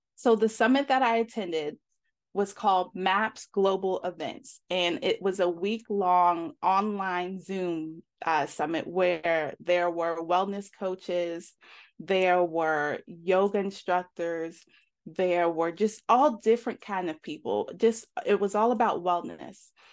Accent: New York, United States; moved away as an adult; also born or lived in Atlanta, Georgia; now in Georgia, United States; I was from, I'm from New York originally, and I graduated high school, and I moved down, uh, to Atlanta to go to beauty school.

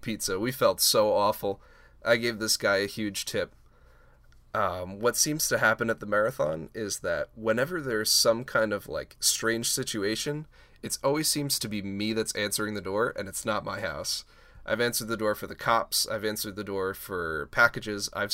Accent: New York, United States; I'm from New York

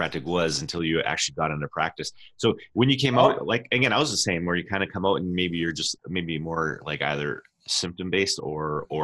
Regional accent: Canada; we're from Canada.

